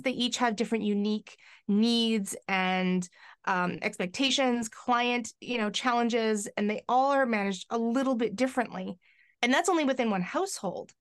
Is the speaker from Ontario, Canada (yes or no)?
no; White Rock, British Columbia, Canada; now in Victoria, Canada; I grew up on the, uh, lower mainland of, um, Vancouver